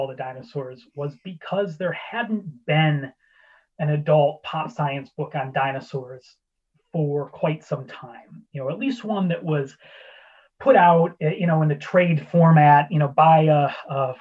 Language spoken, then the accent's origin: English; Ottawa, Illinois, United States; moved away as an adult; now in Edinburgh, United Kingdom; my hometown newspaper in Ottawa, Illinois, the Times, when I was in high school